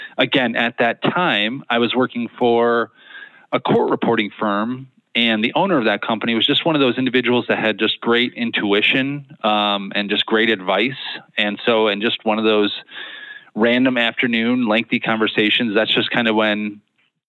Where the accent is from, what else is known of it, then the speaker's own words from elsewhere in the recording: Naperville, Illinois, United States; moved away as an adult; also born or lived in Nashville, Tennessee; now in Joliet, United States; I grew up in Naperville